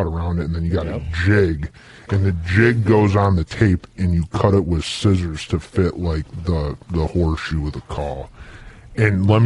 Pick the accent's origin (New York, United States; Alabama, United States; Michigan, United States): New York, United States; I grew up in New York